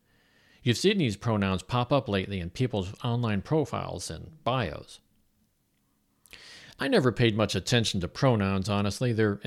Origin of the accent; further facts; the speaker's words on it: Kansas, United States; I mean, I could say I'm from Kansas, where the state legislature advocates for inspecting children's genitals to confirm their sexual identity.